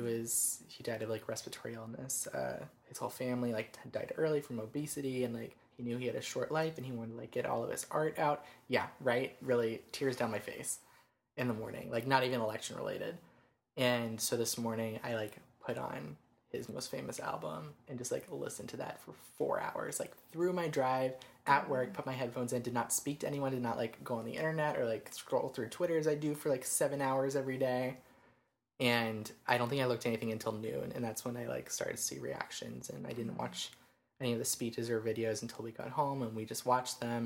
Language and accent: English; Georgia, United States; we're from Georgia